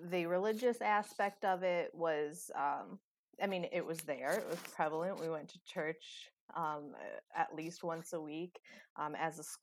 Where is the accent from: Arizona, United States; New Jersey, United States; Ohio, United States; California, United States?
Ohio, United States; Cincinnati; my hometown is uh, a lot different than State College. I'm from a, large city, uh, just outside of you know the the the bustling area of, of downtown Cincinnati. Um, so living, you know, outside in the suburbs of, of Cincinnati